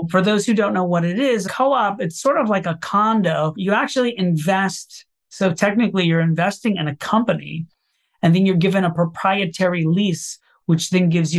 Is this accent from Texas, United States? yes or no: no; Orlando, Florida, United States; moved away as an adult; now in New York, United States; I grew up in Orlando, Florida, and I moved to New York to pursue a career in theater